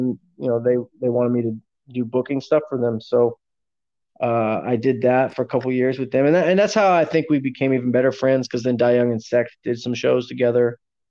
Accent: Houston, Texas, United States; also born or lived in Austin, Texas; I am 38 years old now. I was born in Houston, Texas

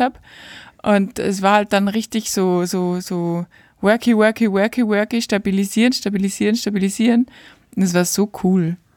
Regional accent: Austria; bei uns in Österreich

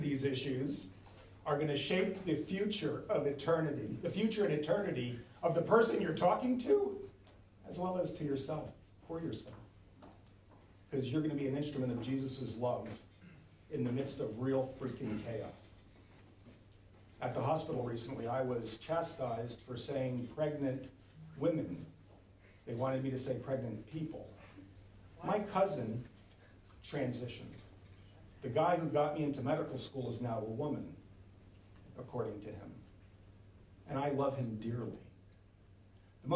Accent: New Jersey, United States; also born or lived in Norfolk; I'm from North Jersey

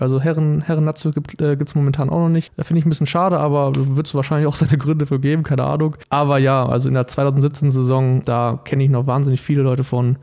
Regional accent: Paderborn, North Rhine-Westphalia, Germany; moved away as an adult; now in Darmstadt, Germany; bei mir in der Schule in Paderborn, also ich komme aus Paderborn

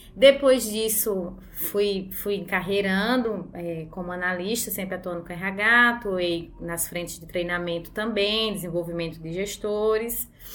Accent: Paraíba, Brazil; moved away as an adult; now in São Paulo, Brazil; sou da Paraíba, pra ninguém tá perguntando meu sotaque

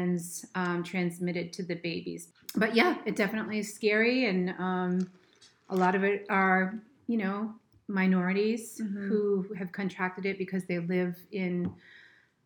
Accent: Plymouth, Massachusetts, United States; also born or lived in Boston, Massachusetts / Hull, Massachusetts; now in Cape Cod, United States; I grew up in Plymouth

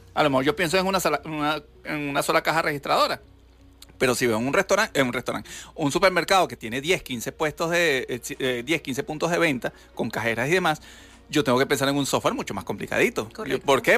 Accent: Venezuela; yo soy el único venezolano

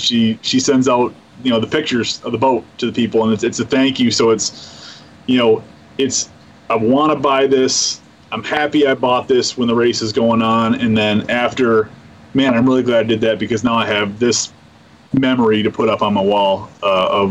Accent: Bay City, Michigan, United States; I'm a kid from Bay City.

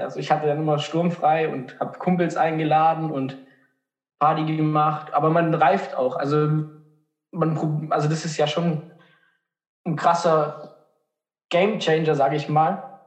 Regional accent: Markdorf, Baden-Württemberg, Germany; ich komme aus Markdorf

